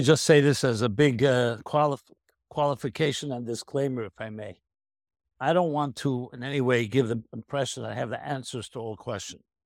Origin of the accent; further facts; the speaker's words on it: New York City, New York, United States; I was born in nineteen fifty-six in the Crown Heights, U S A, in Brooklyn, New York